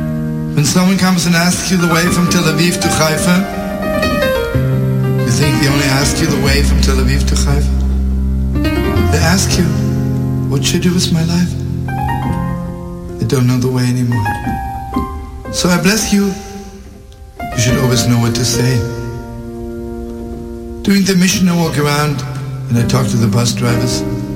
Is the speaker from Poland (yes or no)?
yes; Lodz, Łódź Voivodeship, Poland; born there; I was born in Lodz. And when the Germans came to Lodz, I was 4 years old.